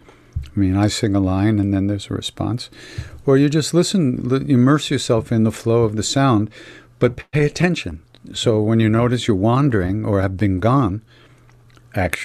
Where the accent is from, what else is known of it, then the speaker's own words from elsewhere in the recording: Long Island, New York, United States; I'm from Long Island, you know. I grew up in the 60s